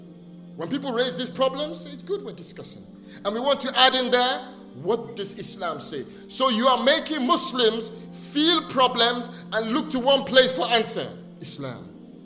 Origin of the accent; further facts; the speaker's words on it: Nigeria; I was born here, but I grew up partly in Nigeria when I was young. And when I was growing up in Nigeria, every day in school, we recite the pledge.